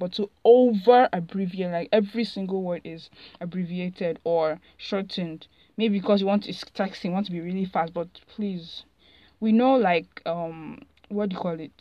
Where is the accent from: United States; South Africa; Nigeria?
Nigeria; I'm Nigerian